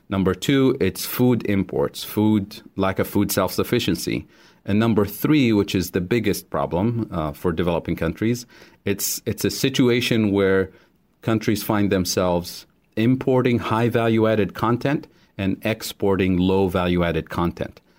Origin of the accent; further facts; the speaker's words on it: Tunisia; moved away as an adult; I grew up in Tunisia